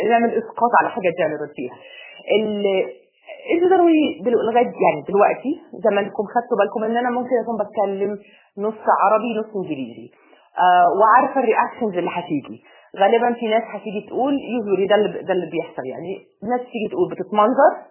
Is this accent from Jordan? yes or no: no; United Arab Emirates; also born or lived in Egypt; انا مصريه اب وام مصريين وانا اتولدت يعني في مصر وسافرت وانا اقل من ست شهور